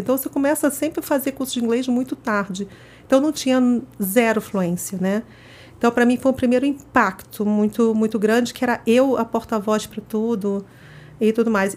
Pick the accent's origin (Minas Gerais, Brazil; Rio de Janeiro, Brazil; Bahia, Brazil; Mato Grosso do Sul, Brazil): Rio de Janeiro, Brazil; moved away as an adult; now in São Paulo, Brazil; eu sou carioca, toda minha história começou no Rio de Janeiro, depois que acabei mudando para São Paulo.